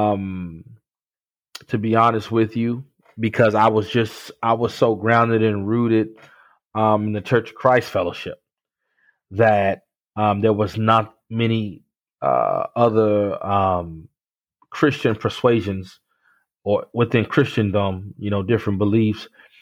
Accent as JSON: {"language": "English", "town": "Miami", "region": "Florida", "country": "United States", "tie": "born or raised there", "moved": "as an adult", "lives_now": "Tallahassee, United States", "said": "Originally born and raised in Miami, Florida. Grew up down there"}